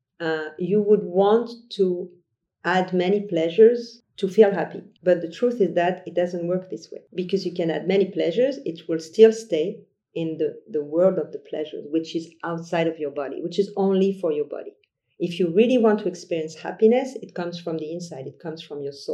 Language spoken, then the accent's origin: English; France; I was born in France